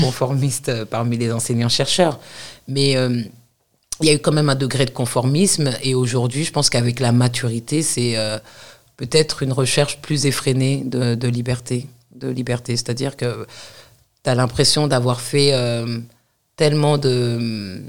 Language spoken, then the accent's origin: French; Paris, Île-de-France, France; also born or lived in United States; moi, je suis née à Paris, j'ai grandi en banlieue parisienne